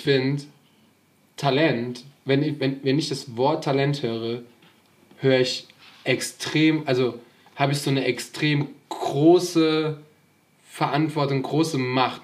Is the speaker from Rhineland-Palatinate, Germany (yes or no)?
yes; Hachenburg, Rhineland-Palatinate, Germany; mein Zug nicht mehr nach Hachenburg fährt, wo ich herkomme